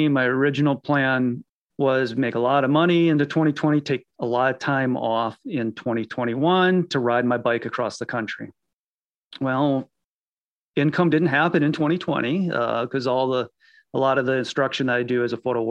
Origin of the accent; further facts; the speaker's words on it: Iowa, United States; I grew up in Iowa hunting and fishing, hiking